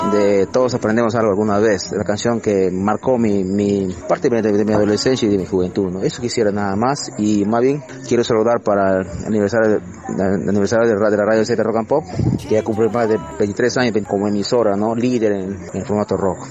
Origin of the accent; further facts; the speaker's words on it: Pucallpa, Ucayali, Peru; moved away; also born or lived in Peru-Brazil border; Soy natural de Pucallpa, pero estoy acá, lejos de la ciudad, estoy acá en la frontera con Brasil